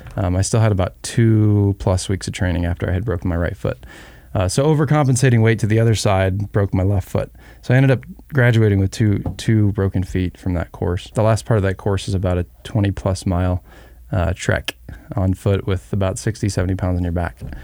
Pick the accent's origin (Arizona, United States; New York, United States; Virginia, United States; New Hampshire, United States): Arizona, United States; We were raised in Arizona